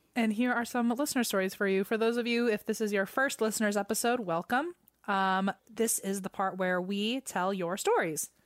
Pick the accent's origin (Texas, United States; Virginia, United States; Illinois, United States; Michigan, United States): Virginia, United States; I grew up in Virginia